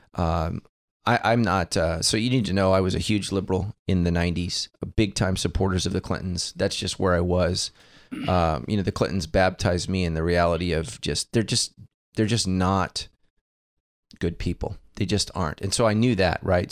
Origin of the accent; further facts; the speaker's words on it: United States; I am an American